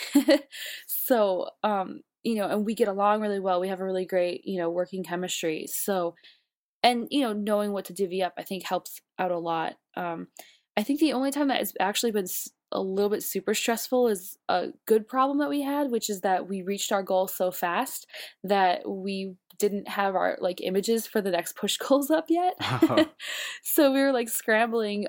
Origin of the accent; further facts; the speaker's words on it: Buffalo, New York, United States; now in New York, United States; I'm from Buffalo, so I'm used to like cold, but then I've also haven't lived in Buffalo for long enough now